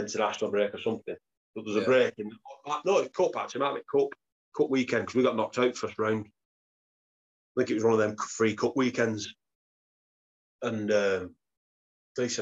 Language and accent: English; Wigan, North West England, United Kingdom; I'm from Wigan